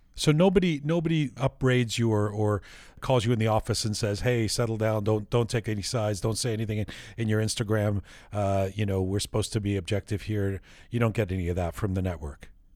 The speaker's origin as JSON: {"language": "English", "region": "London", "country": "United Kingdom", "tie": "born or raised there", "said": "I was born in London"}